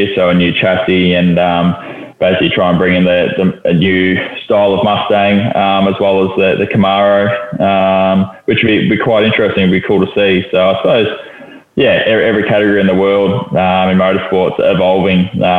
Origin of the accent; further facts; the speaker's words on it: Lysterfield Lake, Victoria, Australia; Listerfield Lake, which is somewhere I grew up near